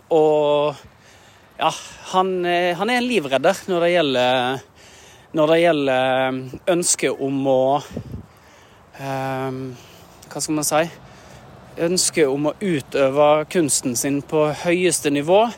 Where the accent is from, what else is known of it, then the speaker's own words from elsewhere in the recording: Norway; Jeg er en norsk eh, skuespiller som synger en del og bruker stemmen en del på jobb.